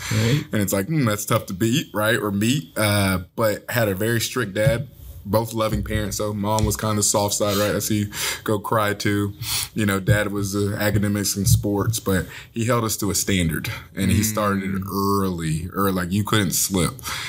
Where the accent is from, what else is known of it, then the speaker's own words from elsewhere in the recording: Gwinnett County, Georgia, United States; I'm from Gwinnett County, Georgia. That's east of Atlanta.